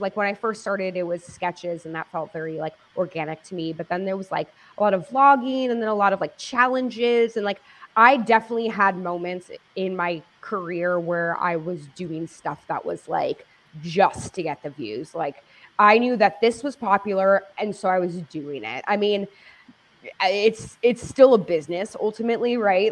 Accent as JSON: {"language": "English", "town": "Los Angeles", "region": "California", "country": "United States", "tie": "born or raised there", "said": "I grew up in Los Angeles"}